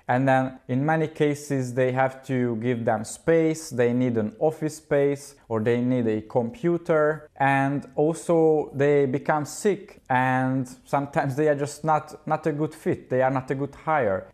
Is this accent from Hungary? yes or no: yes; Hungary; I studied geology for six years in my home country in Hungary, Budapest